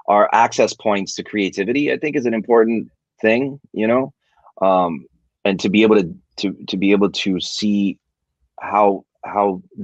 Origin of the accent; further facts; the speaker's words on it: New York City, New York, United States; moved away; also born or lived in Miami; I'm Cuban American, right? I grew up in New York City. I lived in Miami.